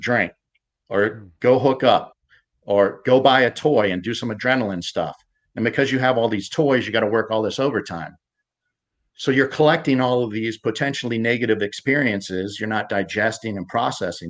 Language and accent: English; United States; also born or lived in Pittsburgh, Pennsylvania / Ohio; I grew up in Pittsburgh and Ohio suburbs.